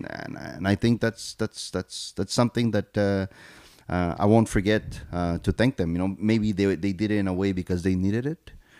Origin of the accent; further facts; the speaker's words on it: Argentina; English is a second language; also born or lived in Paraguay / Brazil; So I was born and raised in Argentina, Paraguay, and Brazil, South America.